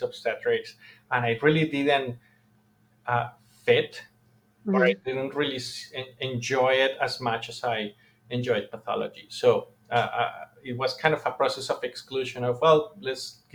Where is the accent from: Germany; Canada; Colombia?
Colombia; I'm from Colombia